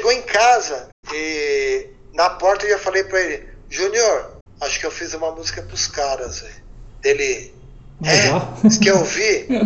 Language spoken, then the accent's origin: Portuguese; São Paulo, Brazil; a gente mora do outro lado do rio, a gente é periferia, a gente é paulistano, mas a gente é periferia